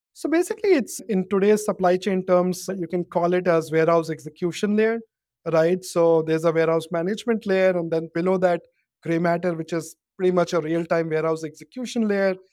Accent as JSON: {"language": "English", "town": "Kanpur", "region": "Uttar Pradesh", "country": "India", "tie": "born or raised there", "said": "I grew up in, um, a town called Kanpur in India"}